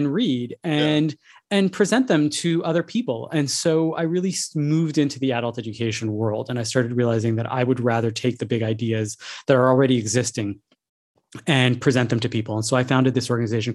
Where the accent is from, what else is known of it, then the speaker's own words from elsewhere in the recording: Montreal, Quebec, Canada; I grew up in Montreal